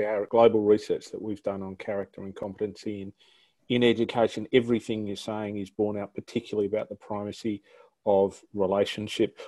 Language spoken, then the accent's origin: English; New South Wales, Australia; in my home state, uh, the great state of New South Wales